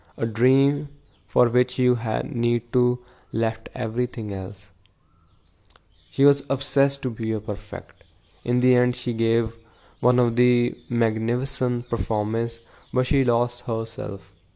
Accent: Punjab, India; I'm from Punjab

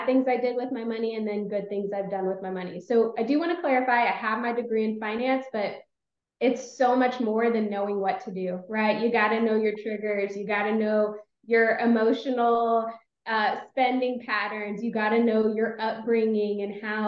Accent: Austin, Texas, United States; moved away as an adult; also born or lived in Los Angeles, California; I'm from Austin, Texas

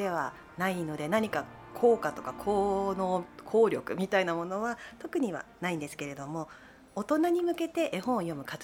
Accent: Tomakomai, Hokkaido, Japan; 苫小牧市です。

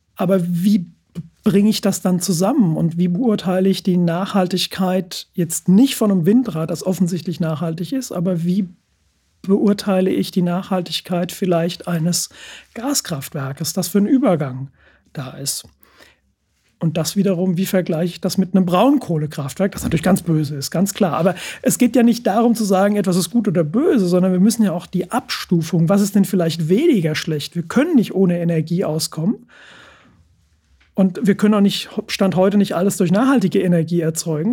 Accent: Frankfurt, Hesse, Germany; ich komme, komme aus Frankfurt, der, der Stadt des Geldes

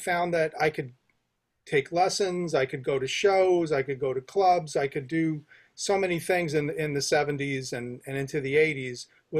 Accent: Teaneck, New Jersey, United States; moved away; I'm from Teaneck. So I'm like North Bergen County

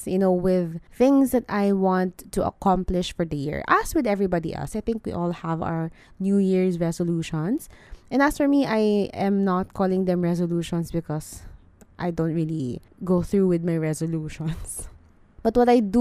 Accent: Philippines; as a Filipino

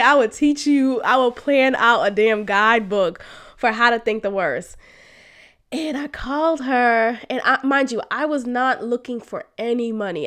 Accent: Boston, Massachusetts, United States; moved away; the family that I grew up with in Boston

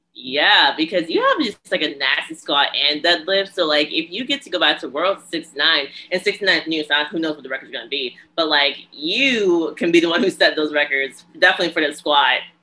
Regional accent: New Jersey, United States; I'm from Jersey.

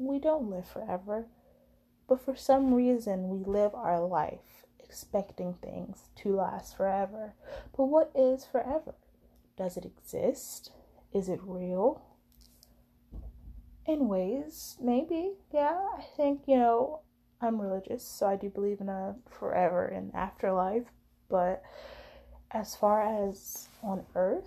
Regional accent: United States; as an American

